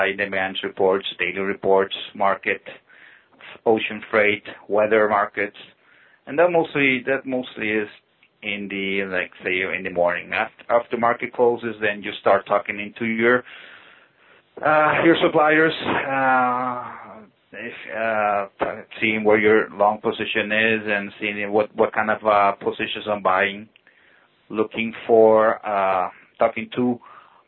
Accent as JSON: {"language": "English", "town": "Mérida", "region": "Yucatán", "country": "Mexico", "tie": "born or raised there", "also_born_or_lived": "Iowa, United States", "said": "I was born, and then they moved back into my current city, Merida, when I was about 1 year old and a half"}